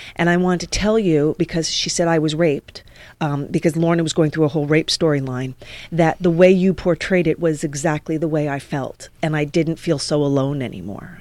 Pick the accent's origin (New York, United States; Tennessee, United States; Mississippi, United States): New York, United States; moved away as an adult; also born or lived in West Hollywood, California; now in Los Angeles, United States; my whole life had been in New York. I'm a New Yorker